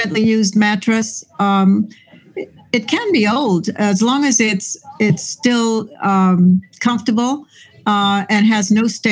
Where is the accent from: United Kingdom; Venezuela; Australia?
Venezuela; moved away as an adult; now in Lancaster, United States; I'm from Venezuela